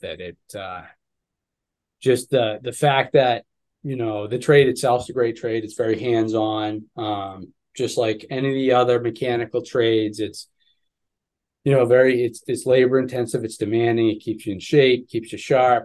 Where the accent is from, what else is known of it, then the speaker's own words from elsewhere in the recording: Ipswich, Massachusetts, United States; I grew up in Ipswich, Mass